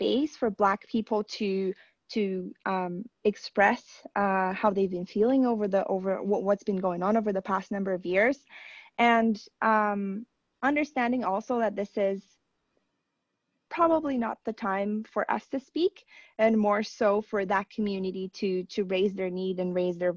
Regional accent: Brazil; now in Canada; my home country

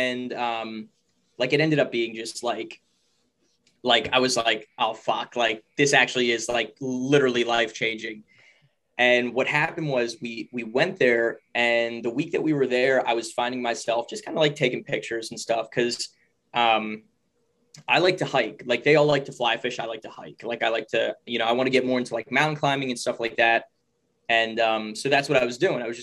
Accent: Pennsylvania, United States; also born or lived in Pittsburgh; I'm from Pennsylvania. I currently live in Pittsburgh right now

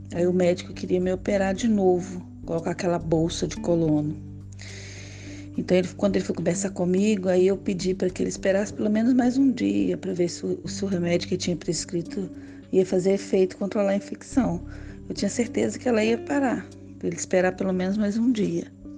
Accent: Tocantins, Minas Gerais, Brazil; now in Rio de Janeiro, Brazil; Nasci em Tocantins, uma cidade pequena, no interior de Minas, na zona da mata. É, mas moro aqui no Rio há 25 anos.

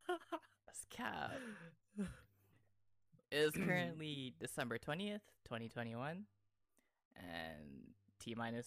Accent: Canada; also born or lived in Toronto; I'm Canadian.

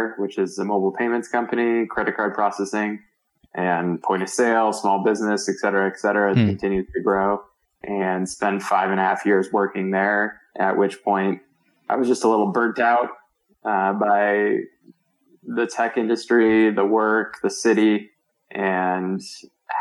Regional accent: Virginia, United States; moved away as an adult; also born or lived in Palo Alto, California / San Francisco, California / Marin, California; now in Boulder, United States; I grew up in Virginia, outside of DC, and spent my childhood there.

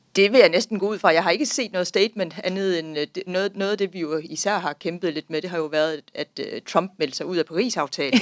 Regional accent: Denmark; vi, som danskere

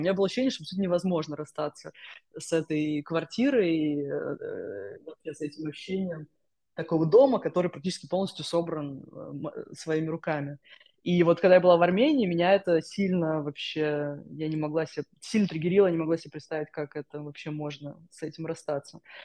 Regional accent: Saransk, Mordovia, Russia; moved away as an adult; also born or lived in Moscow / Armenia; now in London, United Kingdom; Я изначально из Саранска

